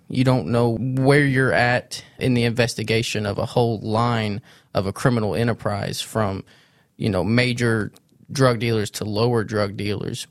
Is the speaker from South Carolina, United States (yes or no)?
no; Sikeston, Missouri, United States; I grew up in Sykeston, Missouri. I was born and raised there